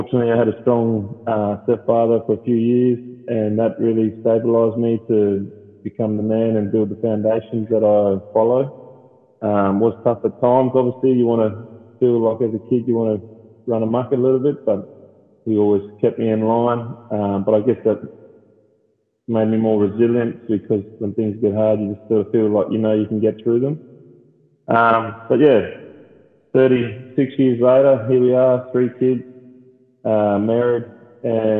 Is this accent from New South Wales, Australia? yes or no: no; Darwin, Northern Territory, Australia; So I'm born and raised Darwin